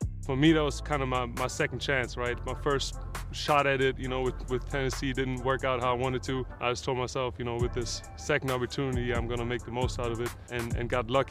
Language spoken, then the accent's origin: English; Stuttgart, Baden-Württemberg, Germany; moved away; I was born and raised in Stuttgart, Germany.